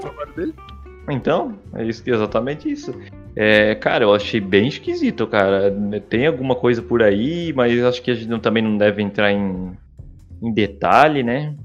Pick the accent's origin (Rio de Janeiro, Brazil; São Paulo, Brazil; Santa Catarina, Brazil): Santa Catarina, Brazil; eu sou de Santa Catarina